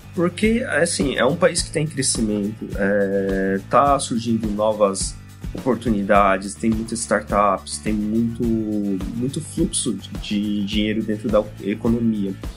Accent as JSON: {"language": "Portuguese", "country": "Japan", "tie": "born or raised there", "also_born_or_lived": "Brazil", "second_language": "Portuguese", "moved": "as an adult", "lives_now": "São Paulo, Brazil", "said": "eu fui pequeno para lá e eu cresci lá, seria mais normal para mim falar que para mim foi normal minha infância, minha adolescência lá no Japão"}